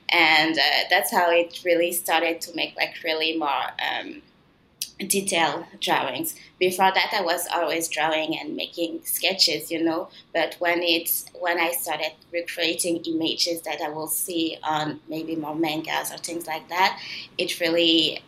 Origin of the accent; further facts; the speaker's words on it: south of France, France; accent: mix of French and Canadian; also born or lived in Benin / Quebec, Canada; A mix of both, because I was born in Benin in West Africa, and then we moved to France because my dad is French, and then we moved to, but we were in the south of France, so it's a different accent. It's not like a Parisian accent.